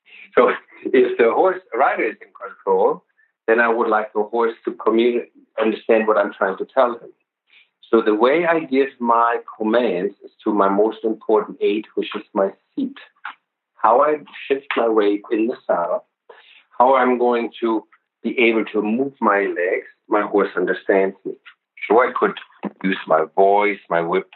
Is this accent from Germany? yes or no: yes; Germany; I'm from Germany